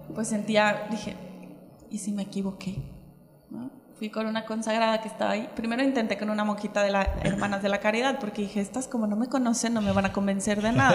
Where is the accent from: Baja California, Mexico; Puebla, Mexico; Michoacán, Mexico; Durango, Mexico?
Michoacán, Mexico; moved away as an adult; also born or lived in Mexico City; no me fui a Michoacán, de donde yo soy